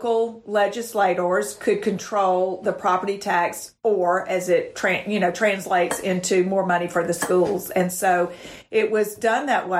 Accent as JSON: {"language": "English", "town": "Montgomery", "region": "Alabama", "country": "United States", "tie": "born or raised there", "said": "I was born and raised in Montgomery and went to college here."}